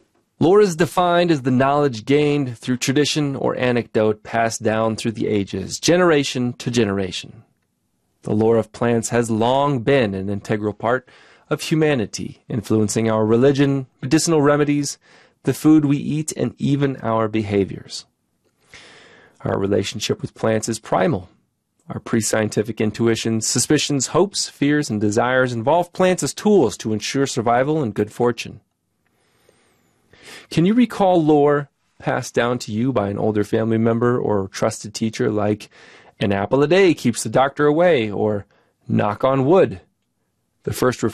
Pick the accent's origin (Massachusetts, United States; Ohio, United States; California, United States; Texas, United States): Ohio, United States; One of my personal plant lore stories comes from growing up in Ohio, exploring the woods with other children.